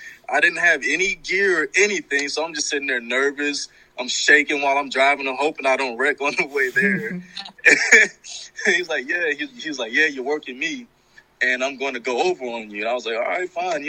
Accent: Florida, United States; He tried to rib me and say I was from the UK, but I told him I was from Florida.

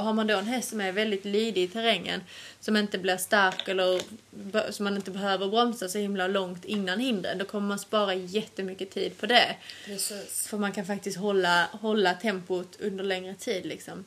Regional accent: Sweden; moved away; hemma i Sverige.

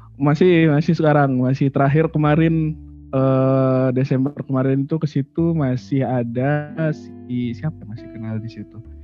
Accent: Lombok, West Nusa Tenggara, Indonesia; moved away; also born or lived in Malang / Yogyakarta; kita sebagai orang Lombok

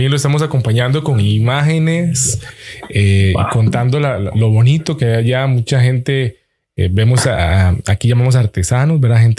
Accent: Imbabura, Ecuador; Los escuché un ratito, recordé mi tierra. Para los que son oriundos, decimos la palabra de ahí

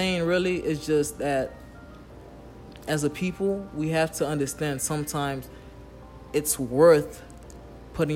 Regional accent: Haiti; I'm from Haiti

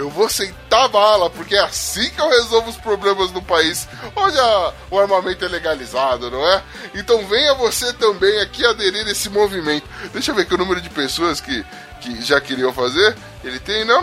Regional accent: São Paulo, Brazil; Eu sou da zona leste de São Paulo.

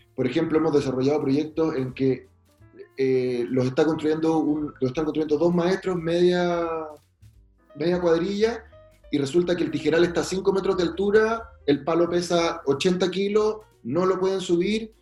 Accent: Valdivia, Los Ríos, Chile; also born or lived in Magallanes; yo soy de Valdivia, nací en Magallanes

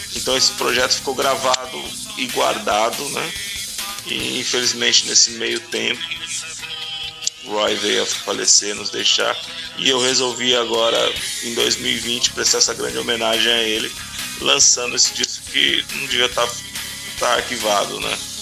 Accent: Araçatuba, São Paulo, Brazil; also born or lived in Rio de Janeiro; eu sou nascido e criado em São Paulo. me mudei para o interior de São Paulo ainda ah. novinho.

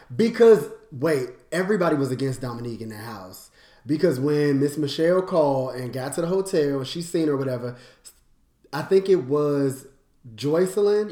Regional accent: Washington, District of Columbia, United States; I'm from DC. Like, that's where I'm from.

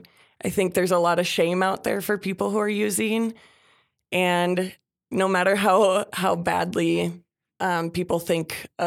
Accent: Minnesota, United States; I'm from Minnesota. I have lived everywhere

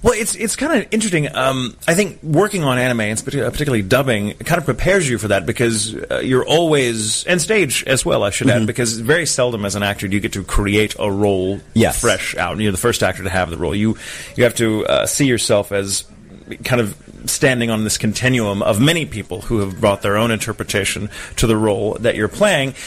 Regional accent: Texas, United States; where I'm from in Texas

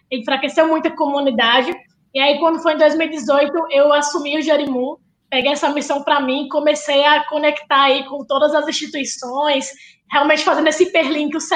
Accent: Rio Grande do Norte, Brazil; now in São Paulo, Brazil; Como o Vini falou, sou potiguar, lá do Rio Grande do Norte. Mas agora estou aqui em São Paulo por causa de um motivo bem especial.

